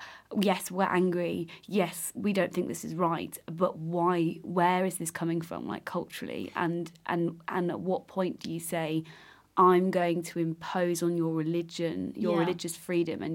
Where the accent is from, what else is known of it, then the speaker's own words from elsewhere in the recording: England, United Kingdom; I'm English